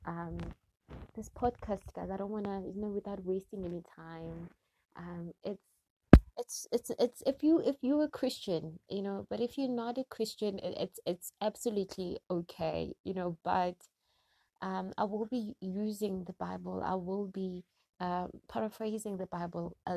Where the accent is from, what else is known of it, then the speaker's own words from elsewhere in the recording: Gauteng, South Africa; also born or lived in Springs, Gauteng; I am from South Africa. I am in Gauteng, to be precise, in the area called Springs, eGwatema.